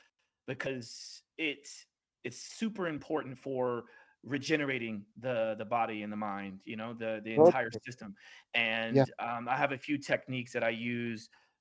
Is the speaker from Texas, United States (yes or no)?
no; Oklahoma, United States; now in New York City, United States; I live in New York City, obviously, and I don't drive as much as I used to because I'm from Oklahoma